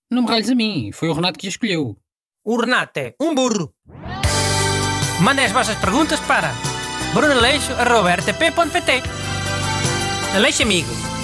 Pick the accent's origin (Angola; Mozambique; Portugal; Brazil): Portugal; Centro; accent: Bairrada; Olha, Beatriz, o meu sotaque é da bairrada. E é um sotaque que vai por aí cima, quase até Aveiro.